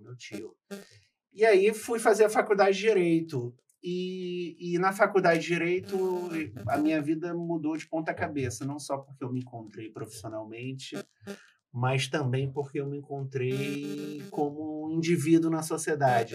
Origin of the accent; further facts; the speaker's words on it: Rio de Janeiro, Brazil; also born or lived in Espírito Santo; Eu não tive o privilégio de nascer no Rio de Janeiro, embora eu tenha passado a minha vida toda no Rio. Eu nasci no Espírito Santo e vim muito novo para o Rio de Janeiro.